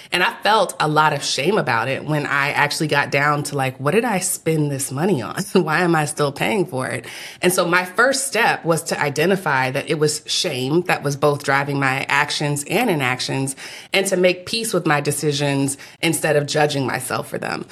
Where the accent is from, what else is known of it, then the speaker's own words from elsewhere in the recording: Texas, United States; now in Atlanta, United States; my fourth generation Texan